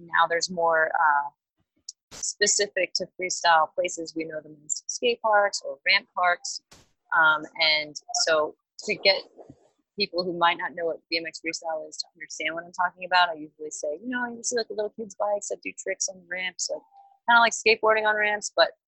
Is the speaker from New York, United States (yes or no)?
yes; Long Island, New York, United States; also born or lived in Queens; I'd spend weekends with my dad in Queens, but I grew up on Long Island with my mom.